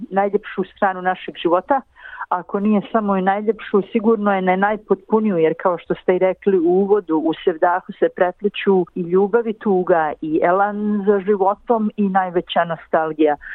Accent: Bosnia & Herzegovina

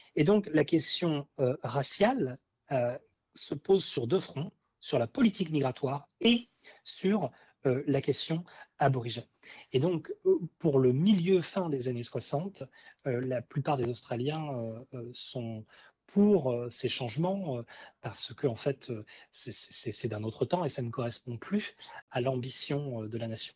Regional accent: France; en tant que Français

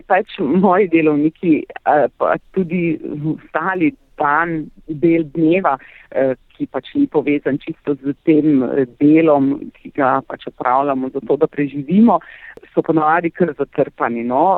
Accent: Carinthia, Slovenia; also born or lived in Ljubljana; prihajam iz Koroške, se pravi severnega

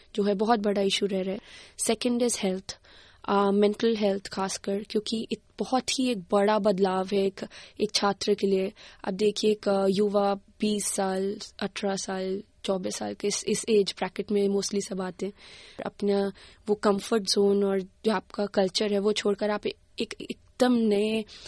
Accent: Haryana, India; now in Canberra, Australia; मैं बचपन में मैं हरियाणा से आती हूँ इंडिया में

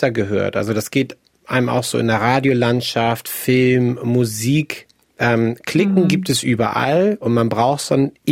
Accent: Hamburg, Germany; und ich bin Hamburger Jung

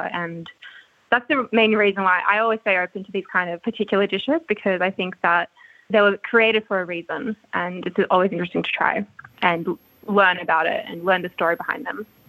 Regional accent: Sydney, New South Wales, Australia; I grew up in Sydney

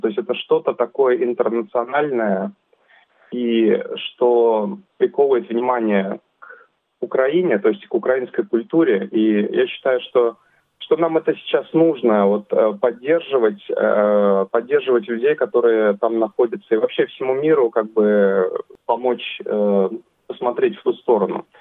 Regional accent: Russia; now in Sydney, Australia; Я сам из России

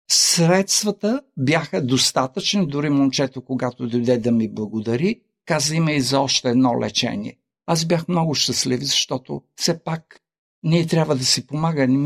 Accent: Australia; Също като кажа, че съм от Австралия, че живея в Австралия, те казват Виена ли, Австрия това така ме изненади.

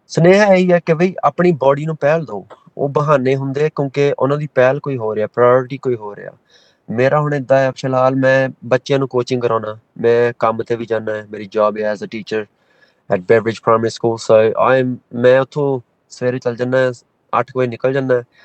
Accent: Melbourne, Victoria, Australia; ਅਸੀਂ ਹਾਂਜੀ ਮੈਲਬਨ ਦੇ ਜੰਪ ਵਾਲੇ ਹਾਂ ਸਾਰੇ ਭੈਣ ਭਰਾ ਸਾਰੇ

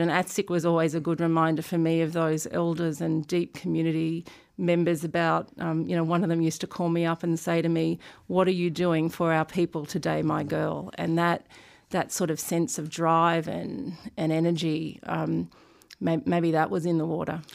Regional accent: Sydney, New South Wales, Australia; also born or lived in Brisbane; I grew up in Sydney.

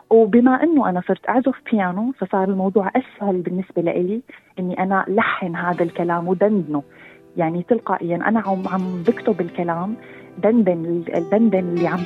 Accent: Syria; also born or lived in Sydney, Australia; now in Australia; من مواليد سيدني أستراليا مغنية كاتبة أغاني ملحنة وكونتنت كرييتر اون تيك توك خريجة أدب إنجليزي من جامعة تشرين في سوريا ومؤخرا عدت الاستقرار بأستراليا

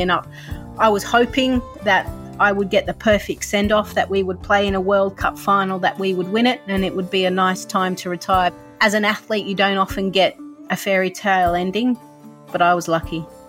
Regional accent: Sydney, New South Wales, Australia; also born or lived in Pune, India; we settled in Australia. I was about four years

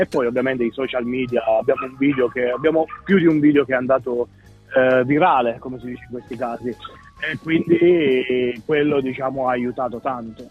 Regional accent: Abruzzo, Italy; moved away as an adult; now in Melbourne, Australia; io vengo dall'Abruzzo dove è molto verde

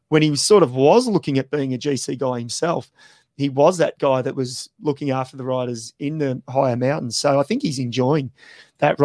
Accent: Australia; as an Aussie

